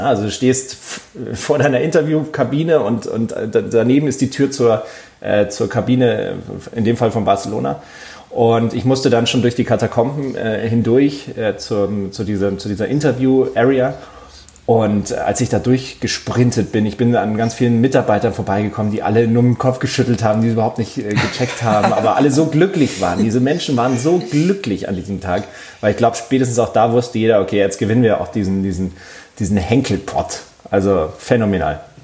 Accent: Munich, Bavaria, Germany; ich bin ja in München aufgewachsen

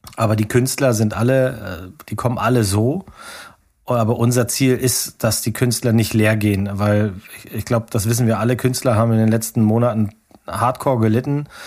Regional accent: Hitzacker, Lower Saxony, Germany; Ich komme ja aus Hitzacker. Ne, da bin ich, da bin ich aufgewachsen.

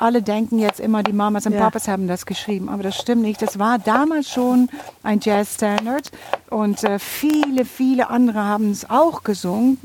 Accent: Netherlands; Aber du musst jetzt doch auch stolz auf mich sein als Holländerin

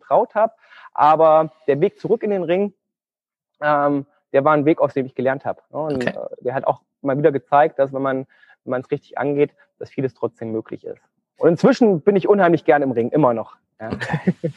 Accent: Thuringia, Germany; moved away as an adult; also born or lived in Göttingen; ich komme ursprünglich aus Thüringen. Aus Thüringen. Mhm. Also ich bin äh, ein Ostkind

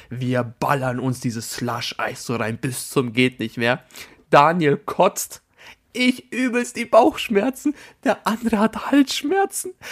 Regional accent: Albania; Weil das ist ein Albaner, ich bin Albaner. Punkt. Das war mein Magic Moment. Da, da konnte ich einfach mal Albaniens representen, meine Damen und Herren.

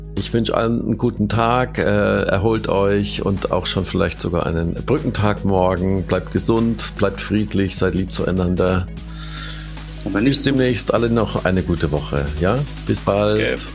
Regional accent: Kurpfalz, Baden-Württemberg, Germany; also born or lived in Mannheim; ich bin aus der Kurpfalz, also ich bin aus der, in der Region geboren, habe selbst mehr als 20 Jahre in Mannheim gewohnt

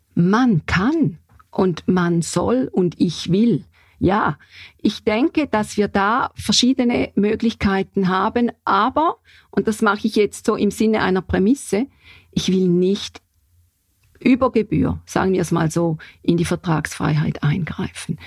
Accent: St. Gallen, Switzerland; wo ich herkomme in St. Gallen

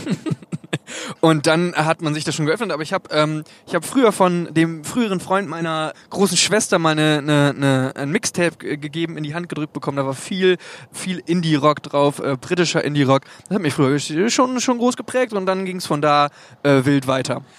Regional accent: Hagen, Germany; also born or lived in Osnabrück; hier in, in Hagen, wo wir herkommen

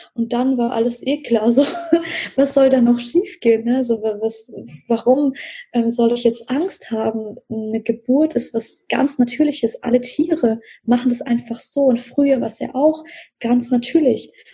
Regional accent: Russia; moved away; ich bin ja in Russland geboren

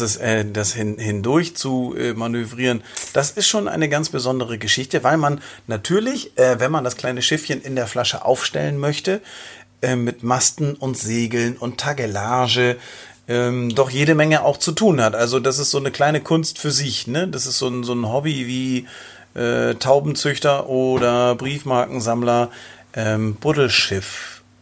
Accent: near Schleswig, Schleswig-Holstein, Germany; ich bin äh, an, der, an der Schlei groß geworden, äh, in der Nähe von Schleswig.

